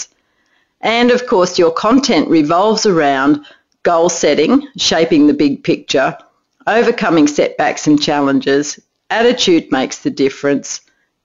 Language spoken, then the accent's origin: English; Australia; my home country, Australia